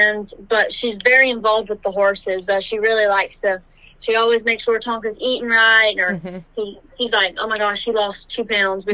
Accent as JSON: {"language": "English", "town": "Iowa", "region": "Louisiana", "country": "United States", "tie": "born or raised there", "said": "I'm from Iowa, Louisiana, born and raised"}